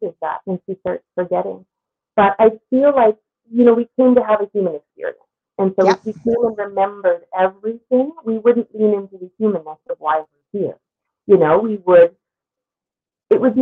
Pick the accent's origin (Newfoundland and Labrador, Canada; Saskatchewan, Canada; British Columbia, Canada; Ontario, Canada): Newfoundland and Labrador, Canada; I'm from Newfoundland, so I grew up across the street from the ocean